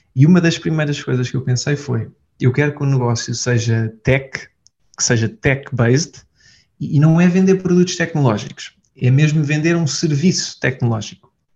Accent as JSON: {"language": "Portuguese", "country": "Portugal", "said": "sou de Portugal"}